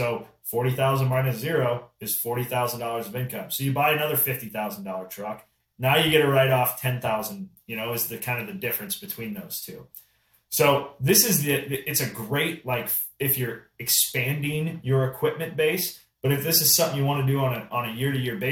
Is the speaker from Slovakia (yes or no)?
no; Midwest, United States; I'm from the Midwest, so farming is a big piece out here.